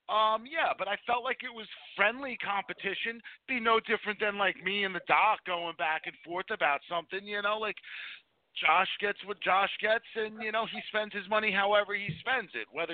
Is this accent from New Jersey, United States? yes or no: yes; suburban New Jersey, United States; as white or Caucasian youth that grew up in suburban New Jersey